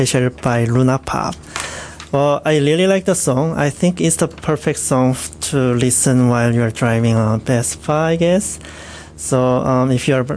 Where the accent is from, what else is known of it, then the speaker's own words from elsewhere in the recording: South Korea; moved away; next song is from my home country, is from South Korea